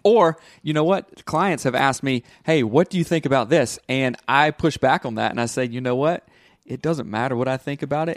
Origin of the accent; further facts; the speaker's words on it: the South, United States; growing up in the South, it's very rigid and very black and white